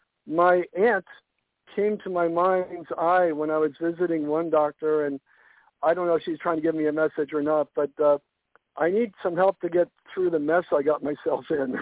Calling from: Florida, United States; from Southwest Florida.

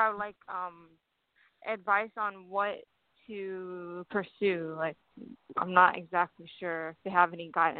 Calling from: Columbus, Ohio, United States; I'm calling from Columbus.

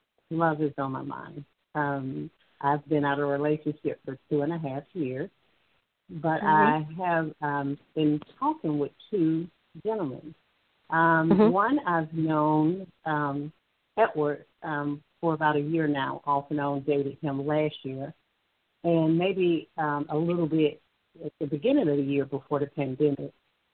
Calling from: Alabama, United States; I'm calling from Alabama.

